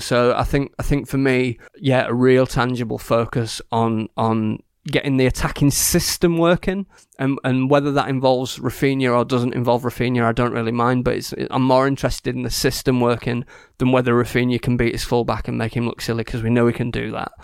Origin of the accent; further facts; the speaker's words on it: Yorkshire and the Humber, United Kingdom; I'm from Yorkshire